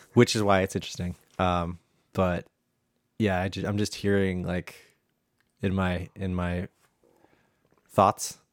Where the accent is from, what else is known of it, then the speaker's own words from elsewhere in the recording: United States; I'm an American